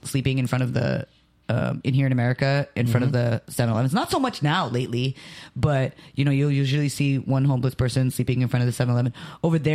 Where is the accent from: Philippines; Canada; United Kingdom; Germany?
Philippines; now in United States; I'm Filipino